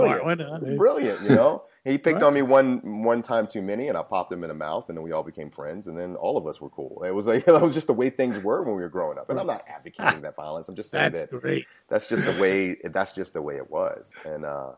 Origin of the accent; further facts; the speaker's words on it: Chesapeake, Virginia, United States; Grew up in Chesapeake, Virginia